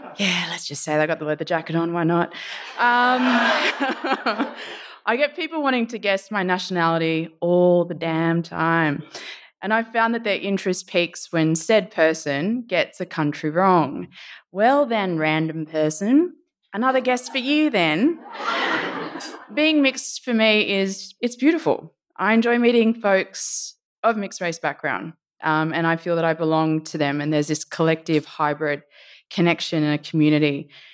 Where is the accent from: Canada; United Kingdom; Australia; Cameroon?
Australia; Sydney, New South Wales; also born or lived in Suva, Fiji; going to school in Randwick, where hanging by the beach and being a nipper, then graduating into Surf Life Saving was kind of the norm